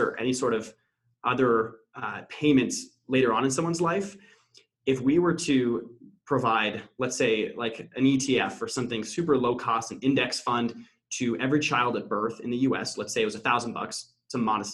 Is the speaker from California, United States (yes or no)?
yes; Pasadena, California, United States; moved away as an adult; also born or lived in Notre Dame, Indiana; now in Boston, United States; I born and raised in SoCal, actually pretty close to where TT is now, Pasadena area.